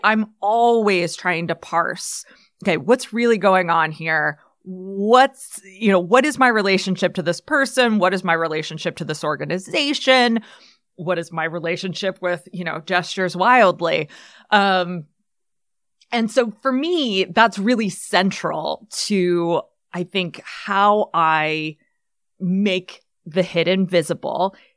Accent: United States; as an elder millennial growing up in the eighties, nineties, like, neoliberal capitalism was literally how I learned to think and act and behave as an American person

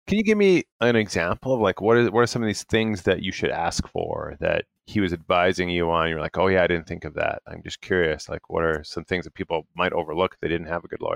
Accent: Canada; being Canadian

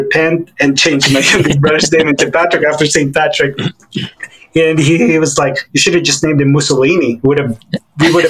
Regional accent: Philippines; moved away as an adult; also born or lived in Hawaii / New York; So I was born and raised in the Philippines to Chinese Filipino families.

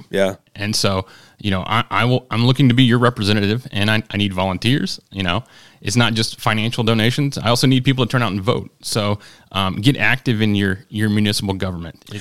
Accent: Mississippi, United States; now in Noblesville, United States; I am from Mississippi

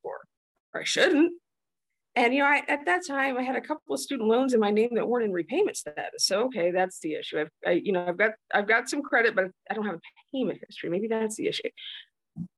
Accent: northeast of Muncie, East Central Indiana, United States; moved away as an adult; now in South Dakota, United States; I grew up in Eastern Indiana. So East Central Indiana, if anyone's familiar with that, I grew up northeast of Muncie.

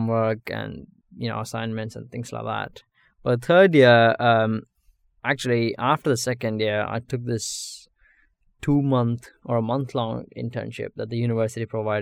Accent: Bangalore, Karnataka, India; moved away as an adult; now in United Kingdom; I'm from Bangalore, southern city in India. I studied there, completed my high school, and then moved over to the UK to study at the university

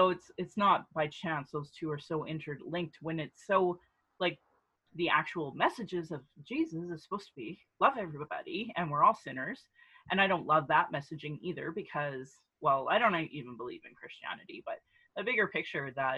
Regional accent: Central Alberta, Canada; also born or lived in Calgary, Canada; being born and raised in Central Alberta

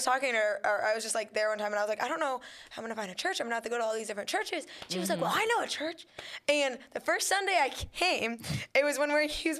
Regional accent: Woodburn, Indiana, United States; I'm from Woodburn, Indiana, but, like, it's around, like, the Fort Wayne area. Yep. It's the second smallest city in Indiana

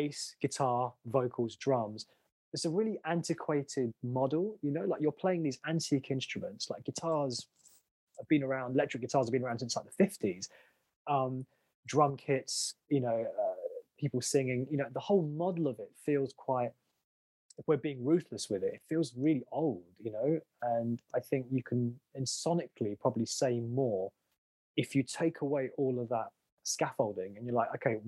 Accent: London, United Kingdom; I was like born, bred, based in London.

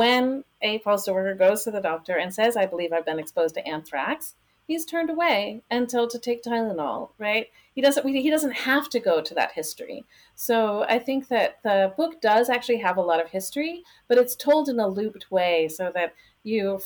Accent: Michigan, United States; moved away; also born or lived in Boston / Atlanta; I am from Michigan originally

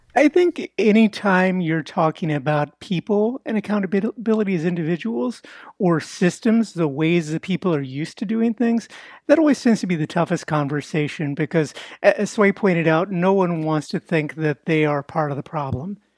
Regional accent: Houston, Texas, United States; I was born and raised in East Houston, working class Mexican American neighborhood

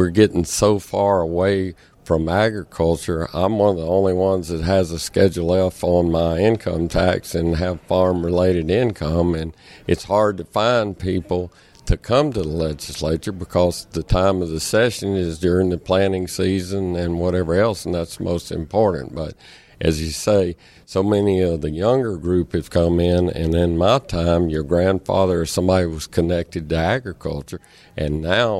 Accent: Ferriday, Louisiana, United States; I grew up in Faraday, Louisiana

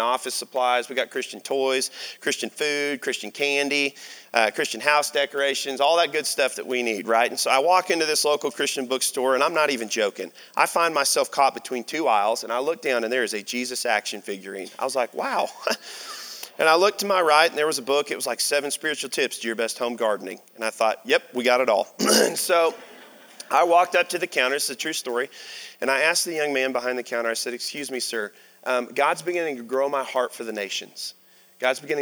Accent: Arkansas, United States; I'm from Arkansas

